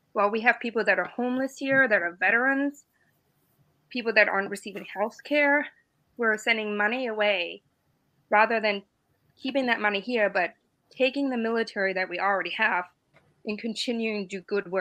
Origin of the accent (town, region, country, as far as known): Germany; born or raised there; English is a second language; moved away as an adult; also born or lived in Bavaria; now in United States